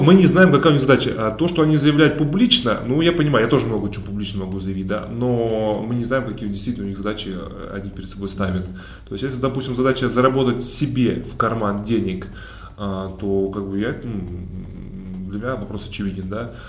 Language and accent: Russian; Kemerovo, Kemerovo Oblast, Russia; moved away; also born or lived in Kazan; я из Кемерово.